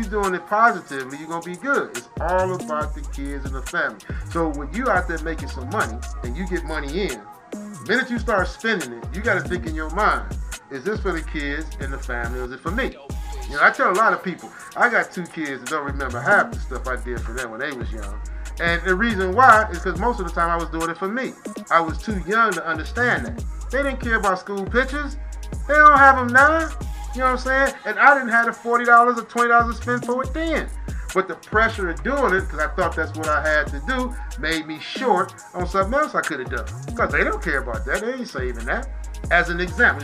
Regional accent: Detroit, Michigan, United States; moved away; I was raised, like I said, I was raised in Detroit

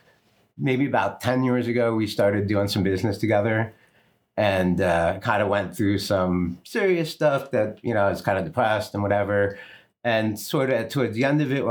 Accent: East Coast, United States; moved away as an adult; also born or lived in New York / New Jersey; I'm from the East Coast and like New York and Jersey and stuff. And I moved out here in the mid-90s

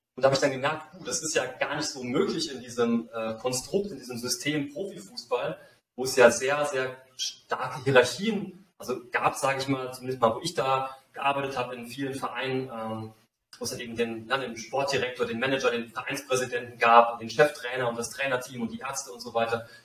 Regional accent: Saarland, Germany; now in Mexico; ich bin in einem kleinen Dorf im Saarland aufgewachsen

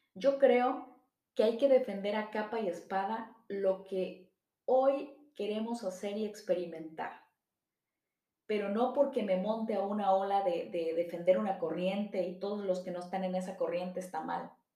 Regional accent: Mexico; somos mexicanos, católicos, americanistas, priistas, porque de esa manera se identifica nuestra familia

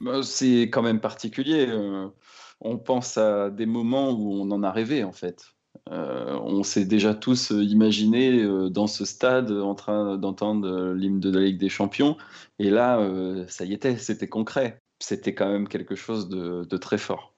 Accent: Rennes, Brittany, France; Je suis d'ailleurs, euh, Rennais d'origine, hein. Je suis né à Rennes.

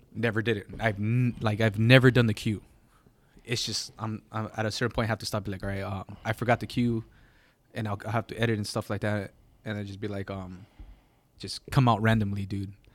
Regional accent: Gardena or Hawthorne, California, United States; I'm not from L A. I'm from Gardena or Hawthorne

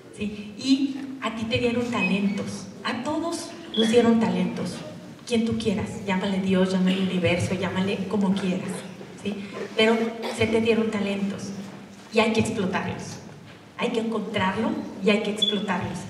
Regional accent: Durango, Mexico; moved away; also born or lived in Monterrey; Yo soy de Durango y me fui a Monterrey

